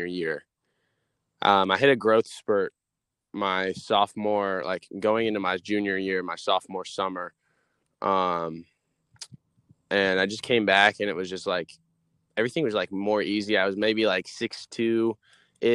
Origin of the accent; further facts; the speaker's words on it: Williston, Florida, United States; also born or lived in Poughkeepsie, New York; I live in a small town, a little 30 minutes outside of Gainesville, Florida, where the Florida Gators are at. It's called Williston. I mean, I've been here all my life, and I mean, it's my hometown. This is where I grew up